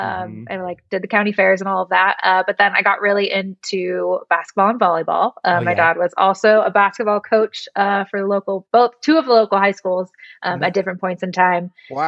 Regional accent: Brentwood, California, United States; moved away as an adult; now in Denver, United States; I grew up in the Bay Area, about an hour and a half east of San Francisco in a small little town called Brentwood. Wow. My family has been there since like 1967.

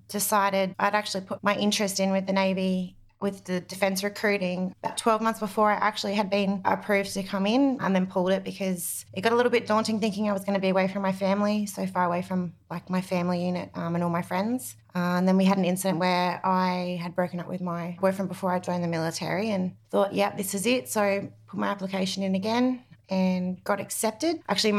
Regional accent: Brisbane, Queensland, Australia; All around Australia. I've moved all around Australia, but predominantly out of Brisbane.

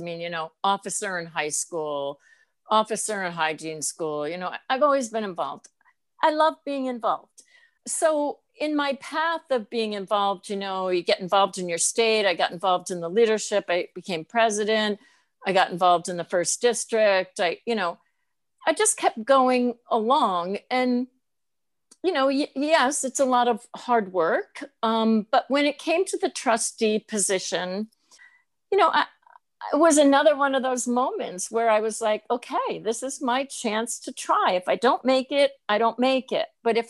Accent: Northeast, United States; I knew I was being labeled because I'm from the Northeast

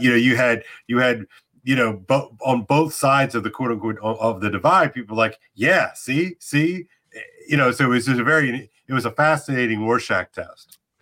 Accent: United States; I'm American after all

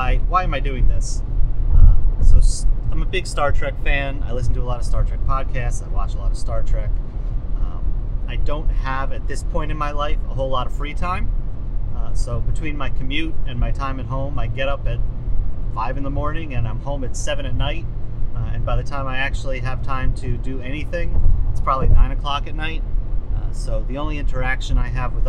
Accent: New Jersey, United States; I'm from New Jersey

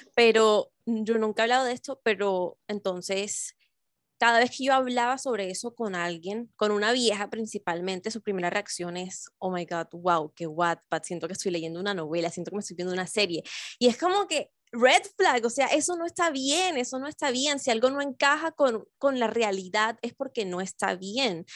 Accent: Barranquilla, Atlántico, Colombia; now in Bogotá, Colombia; porque las dos vivimos en Bogotá, pero somos de Barranquilla

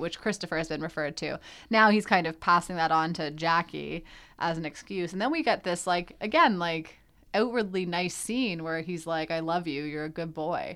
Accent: Canada; We're Canadian

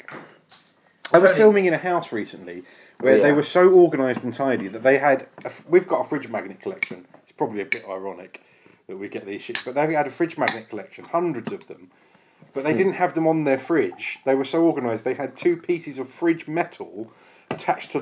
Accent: Basildon, East of England, United Kingdom; I'm from Basildon

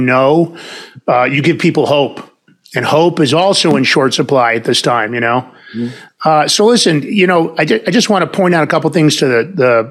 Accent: New York City, New York, United States; I'm from Fordham Road in the Bronx originally

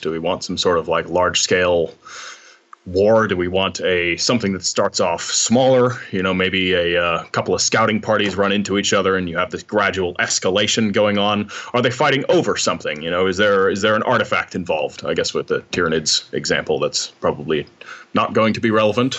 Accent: United States; now in Amsterdam, Netherlands; I'm a, uh, writer based in uh, Amsterdam for the most part. I'm actually American

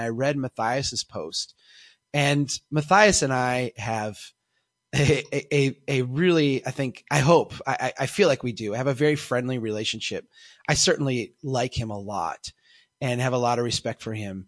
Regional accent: Minnesota, United States; I'm from Minnesota, so we can see Canada from here

